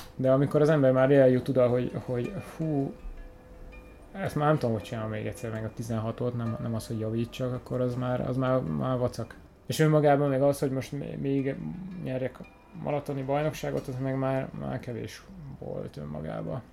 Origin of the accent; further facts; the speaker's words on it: Hungary; magyar vagyok